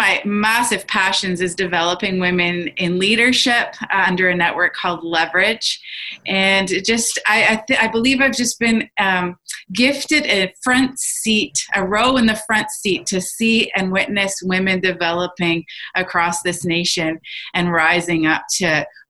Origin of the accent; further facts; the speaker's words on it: Surrey, British Columbia, Canada; I'm from Surrey, British Columbia. I am coming to you from my office.